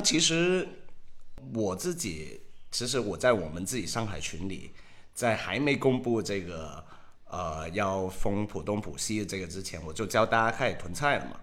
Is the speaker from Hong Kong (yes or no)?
yes; Hong Kong; now in Shanghai, China; 我是香港人